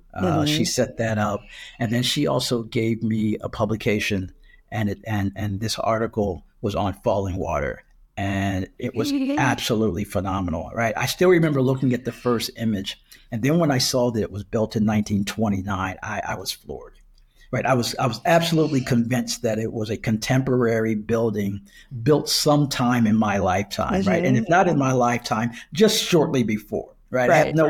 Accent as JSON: {"language": "English", "town": "Wilmington", "region": "Delaware", "country": "United States", "tie": "born or raised there", "said": "I interned with the DuPont Company in my hometown of Wilmington, Delaware."}